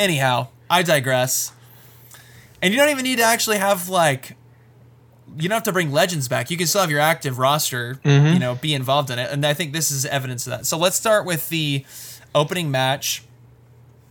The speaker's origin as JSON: {"language": "English", "area": "Welsh", "region": "Wales", "country": "United Kingdom", "said": "being a Welsh guy"}